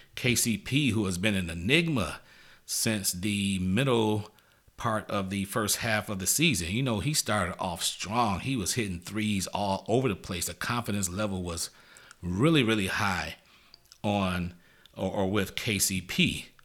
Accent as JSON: {"language": "English", "region": "Michigan", "country": "United States", "moved": "yes", "said": "I'm originally from Michigan"}